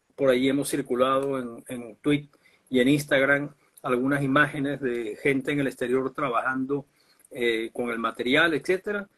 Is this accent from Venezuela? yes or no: yes; Venezuela; como venezolanos